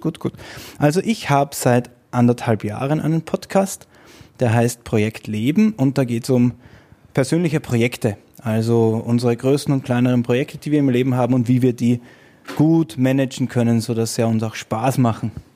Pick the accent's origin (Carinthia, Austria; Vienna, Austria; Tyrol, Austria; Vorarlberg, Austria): Vienna, Austria; ich komme aus Wien